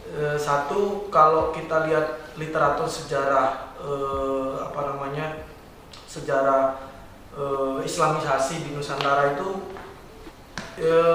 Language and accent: Indonesian; Bima, West Nusa Tenggara, Indonesia; saya asli di dari NTB uh, eh, Bima